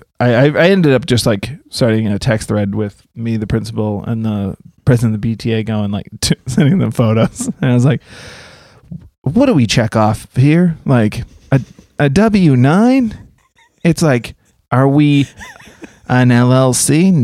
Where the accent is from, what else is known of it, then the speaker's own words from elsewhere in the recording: Boston, Massachusetts, United States; I'm from Boston.